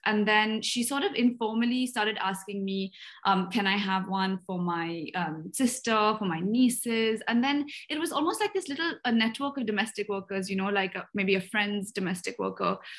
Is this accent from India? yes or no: yes; Bangalore, Karnataka, India; I grew up in Bangalore